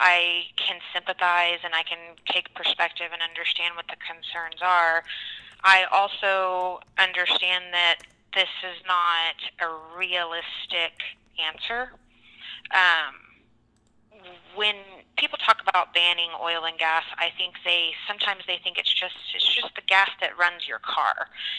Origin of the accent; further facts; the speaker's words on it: Texas, United States; also born or lived in Permian Basin; now in Oklahoma, United States; I call myself a Texoman. So I was born and raised in Texas, and I'm now finishing, you know, growing up here in Oklahoma.